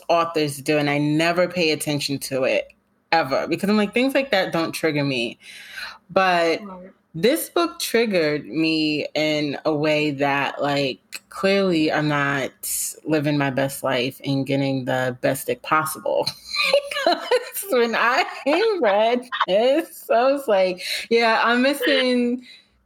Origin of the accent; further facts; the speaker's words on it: New York, United States; I'm a New Yorker through and through.